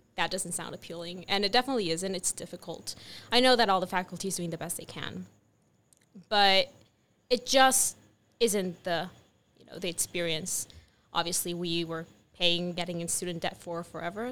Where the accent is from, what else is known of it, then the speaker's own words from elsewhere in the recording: Mexico; moved away as an adult; now in United States; growing up in Mexico.